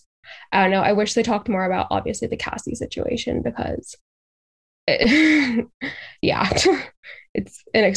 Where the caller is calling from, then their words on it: Boston, Massachusetts, United States; I'm from Boston, Massachusetts.